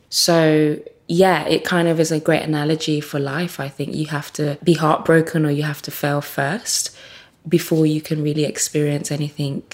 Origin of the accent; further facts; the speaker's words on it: Birmingham, West Midlands, United Kingdom; also born or lived in Nigeria; I'm from quite humble beginnings and certainly growing up in Birmingham